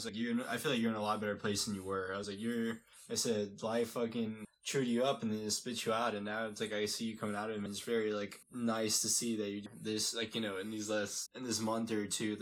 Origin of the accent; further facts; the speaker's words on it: Houston, Texas, United States; I'm from Houston